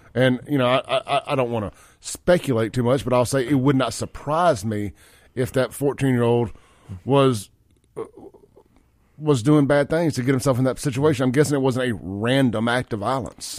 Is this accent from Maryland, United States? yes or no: no; Jackson, Mississippi, United States; growing up in Jackson in the nineties